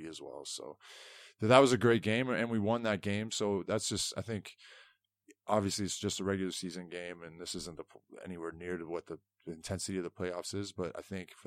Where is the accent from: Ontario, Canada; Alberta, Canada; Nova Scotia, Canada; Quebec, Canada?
Ontario, Canada; Toronto; moved away as an adult; now in Sheffield, United Kingdom; I come from Toronto, which is like a huge city.